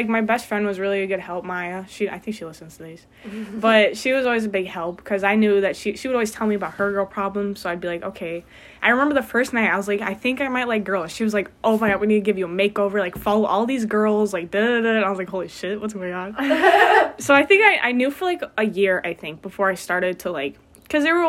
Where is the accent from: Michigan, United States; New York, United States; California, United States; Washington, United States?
Michigan, United States; Portage; I'm from Portage, which is, like, 45 minutes away. And it's a relatively small town